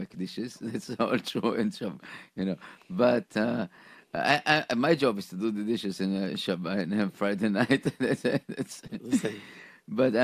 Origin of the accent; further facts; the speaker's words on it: Israel; moved away; I grew up in Israel